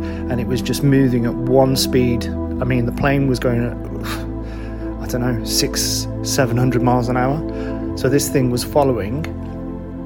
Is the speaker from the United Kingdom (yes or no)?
yes; United Kingdom; I'm a musician from the UK